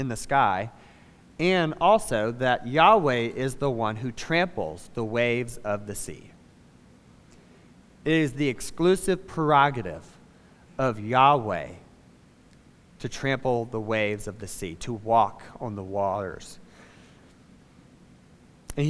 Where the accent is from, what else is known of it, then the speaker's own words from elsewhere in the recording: Savannah, Georgia, United States; moved away as an adult; I'm from Savannah. It's where I was born, spent the first 18 years of my life before I went to college